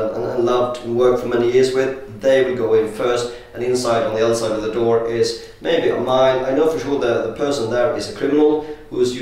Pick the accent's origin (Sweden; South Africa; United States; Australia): Sweden; now in London, United Kingdom; I'm from Sweden.